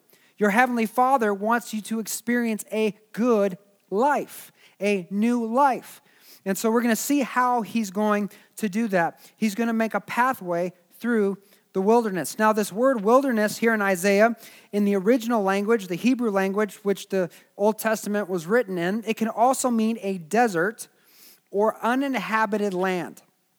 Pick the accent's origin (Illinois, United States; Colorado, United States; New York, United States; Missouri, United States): Missouri, United States; Springfield; I grew up in Springfield, Missouri, and it was a college town.